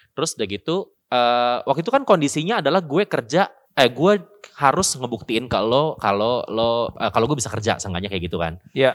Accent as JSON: {"language": "Indonesian", "region": "Jakarta", "country": "Indonesia", "moved": "as an adult", "lives_now": "Bandung, Indonesia", "said": "asalnya gue orang Jakarta, terus gue kuliah di Bandung"}